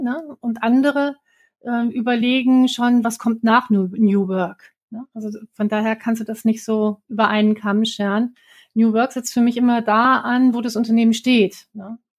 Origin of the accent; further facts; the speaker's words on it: Werther, North Rhine-Westphalia, Germany; also born or lived in Bielefeld; Ich bin am Teuto groß geworden, irgendwo entlang der Hermannshöhen zwischen Bielefeld und Bockelthausen